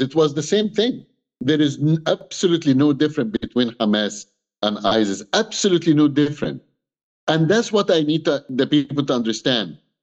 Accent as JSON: {"language": "English", "country": "Egypt", "tie": "born or raised there", "second_language": "English", "moved": "yes", "lives_now": "Canada", "said": "I'm Egyptian. I was born in Egypt."}